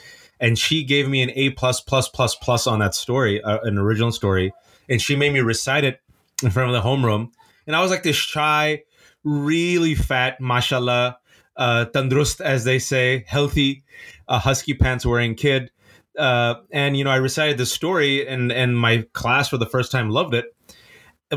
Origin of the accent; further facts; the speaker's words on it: Fremont, California, United States; growing up in the Bay Area in Fremontistan